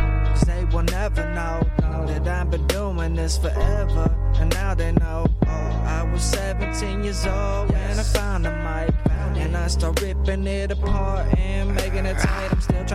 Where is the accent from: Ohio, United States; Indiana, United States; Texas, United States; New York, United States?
Indiana, United States; But I'm from Indiana. You know what I'm saying?